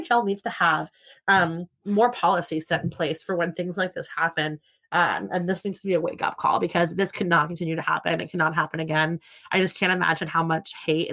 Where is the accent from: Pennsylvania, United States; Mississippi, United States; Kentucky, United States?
Pennsylvania, United States; outside of Philadelphia; also born or lived in South Jersey / Chicago; I grew up outside of Philadelphia